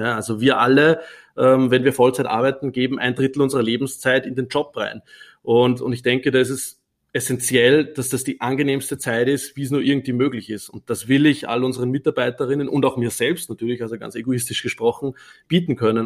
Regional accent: Upper Austria, Austria; accent: Austrian dialect; now in Vienna, Austria; ich bin ursprünglich nicht aus Wien, sondern aus Oberösterreich

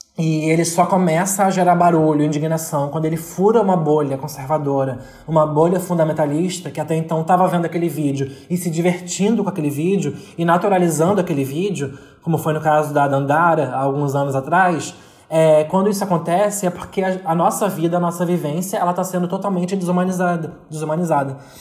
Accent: São Gonçalo, Rio de Janeiro, Brazil; eu sou de São Gonçalo, que é uma região, é uma cidade periférica aqui do Rio de Janeiro, e eu sou especificamente do Zumbi

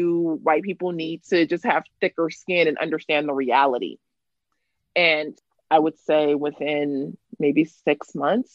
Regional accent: Los Angeles, California, United States; also born or lived in Cape Town, South Africa; I am born and raised in Los Angeles, California. I spent the first 15, 16 years of my life in South Central Los Angeles

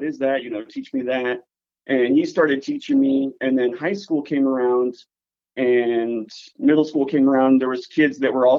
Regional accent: Paradise, California, United States; moved away as an adult; also born or lived in San Francisco, California; now in Minnesota, United States; I'm originally from Paradise, California. Okay. So my hometown burnt down quite some time ago.

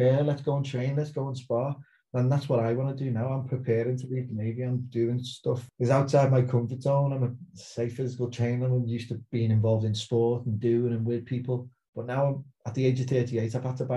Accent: Liverpool, North West England, United Kingdom; accent: Scouse; moved away as an adult; also born or lived in Portsmouth; now in South Coast, England; growing up as a Scouser

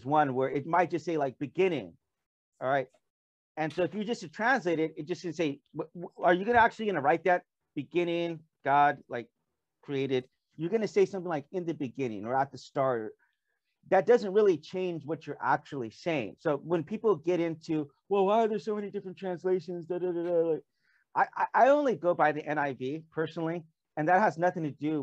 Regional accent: United States; moved away as an adult; now in South Korea

